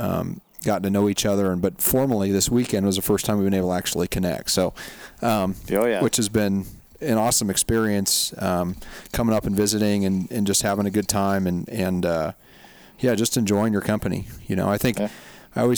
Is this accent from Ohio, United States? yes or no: no; Montana, United States; now in California, United States; born and raised in Montana